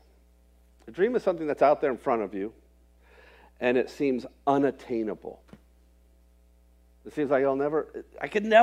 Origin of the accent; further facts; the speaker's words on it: Florida, United States; moved away as an adult; also born or lived in rural Indiana; I grew up in Florida, so it's oranges and grapefruits and all that sort of stuff.